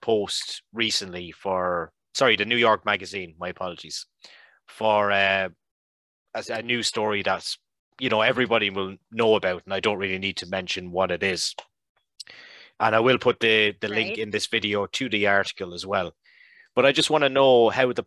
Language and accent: English; Ireland; as an Irishman